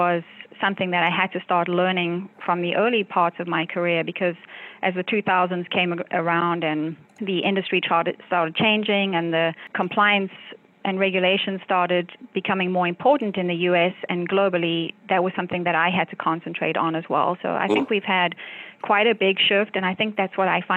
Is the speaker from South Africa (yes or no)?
yes; South Africa; moved away as an adult; now in United States; I grew up in South Africa